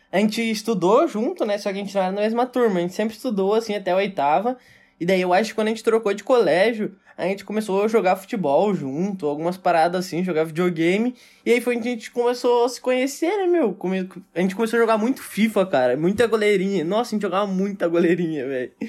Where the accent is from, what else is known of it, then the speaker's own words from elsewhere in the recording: Porto Alegre, Rio Grande do Sul, Brazil; A gente é gaúcho, né? A gente é lá de Porto, né, tchê?